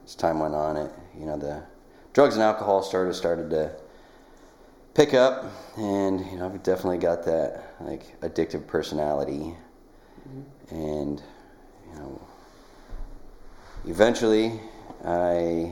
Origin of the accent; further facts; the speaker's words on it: Nikiski, Alaska, United States; moved away as an adult; also born or lived in Colorado; I grew up here on the Kenai Peninsula in Nikiski and graduated from Nikiski High School in 1996